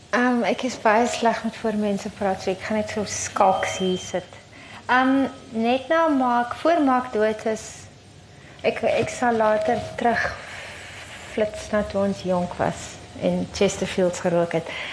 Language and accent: Afrikaans; Wellington, Western Cape, South Africa; my tuisdorp connection in Wellington